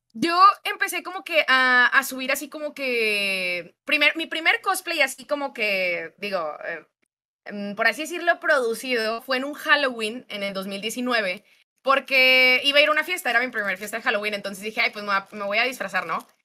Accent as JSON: {"language": "Spanish", "town": "Monterrey", "region": "Nuevo León", "country": "Mexico", "said": "soy de Monterrey, Nuevo León"}